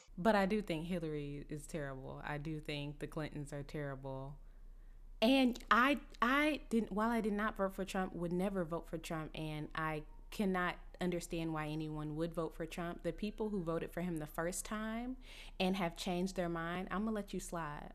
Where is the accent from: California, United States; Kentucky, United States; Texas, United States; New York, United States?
Texas, United States; Dallas; I'm from Dallas